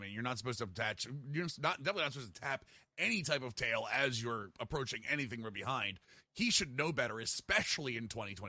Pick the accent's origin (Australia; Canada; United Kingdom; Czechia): Canada; It's me. I'm a Canadian.